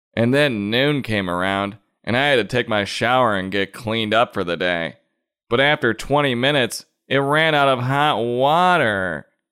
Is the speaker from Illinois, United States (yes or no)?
yes; Chicago, Illinois, United States; growing up in Chicagoland